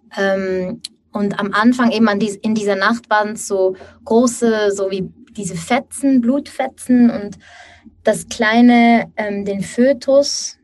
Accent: Switzerland; now in Basel, Switzerland; ich bin aus der Schweiz. Wir wohnen in Basel.

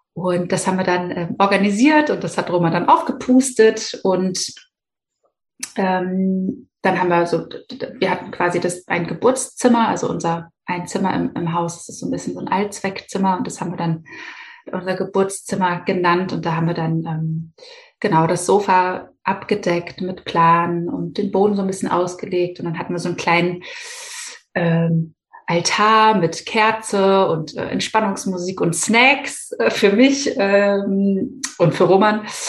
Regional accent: Hamburg, Germany; ich bin 33 äh, Jahre und gebürtige Hamburgerin

